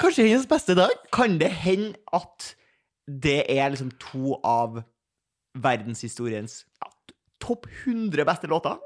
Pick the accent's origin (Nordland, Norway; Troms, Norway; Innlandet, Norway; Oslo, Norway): Oslo, Norway; jeg, kom fra Majorstua